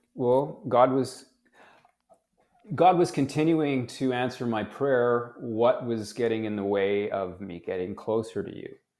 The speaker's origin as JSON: {"language": "English", "country": "Canada", "tie": "born or raised there", "said": "I was born in Canada"}